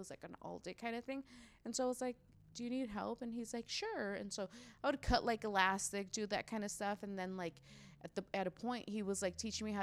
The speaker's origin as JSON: {"language": "English", "town": "Los Angeles", "region": "California", "country": "United States", "tie": "born or raised there", "first_language": "Spanish", "second_language": "English", "moved": "as an adult", "lives_now": "San Diego, United States", "said": "I grew up in LA in the San Fernando Valley."}